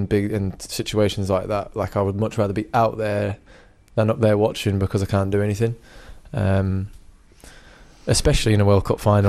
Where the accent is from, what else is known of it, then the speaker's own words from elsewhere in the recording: England, United Kingdom; also born or lived in New Zealand; When, you know, I'm representing England, I'm English. I was born in New Zealand, I remember my roots, I remember where I came from and all that kind of stuff, yeah, but I'm English.